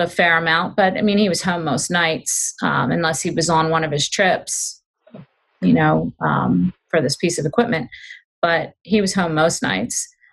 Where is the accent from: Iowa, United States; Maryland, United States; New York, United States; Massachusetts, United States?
Maryland, United States; Glen Burnie, Severna Park, Annapolis; also born or lived in western Pennsylvania; they um, eventually left their hometown in western Pennsylvania, where I was born, and moved to Glen Burnie, Maryland